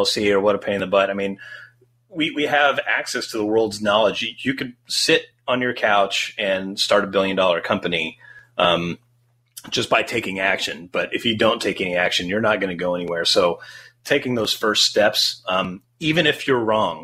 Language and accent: English; Great Bend, Kansas, United States; also born or lived in Los Angeles; growing up in Great Bend, Kansas